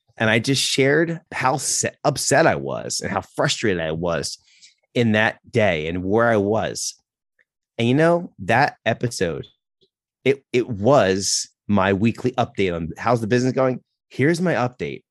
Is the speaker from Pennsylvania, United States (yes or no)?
yes; Philadelphia, Pennsylvania, United States; moved away as an adult; also born or lived in South Carolina / New York; We're from the Philadelphia area